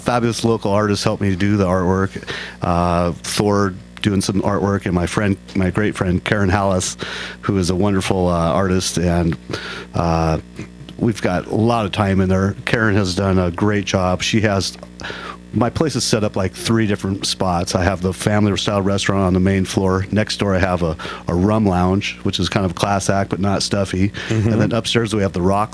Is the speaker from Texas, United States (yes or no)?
no; Tacoma, Washington, United States; I grew up in North Tacoma. I've lived there all my life.